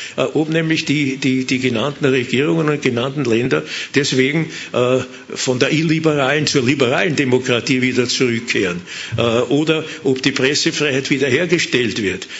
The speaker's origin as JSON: {"language": "German", "region": "Vienna", "country": "Austria", "said": "als Wiener und als Mitglied der Wiener Partei"}